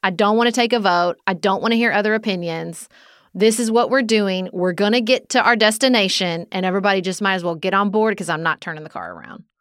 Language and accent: English; United States; as American people